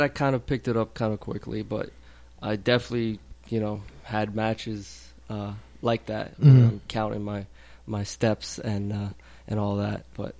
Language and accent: English; New York City, New York, United States; I'm from Queens.